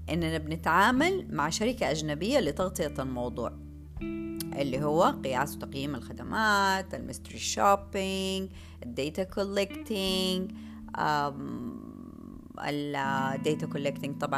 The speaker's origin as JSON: {"language": "Arabic", "country": "Saudi Arabia", "said": "احتياجاتنا إحنا كمجتمع سعودي"}